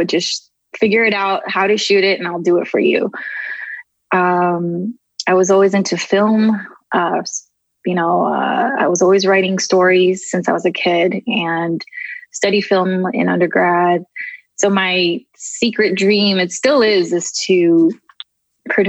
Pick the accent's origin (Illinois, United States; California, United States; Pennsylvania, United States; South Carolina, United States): California, United States; Southern; also born or lived in Tokyo, Japan; we immigrated here when I was about 3 to California. Been living here ever since. And I just kind of grew up in different neighborhoods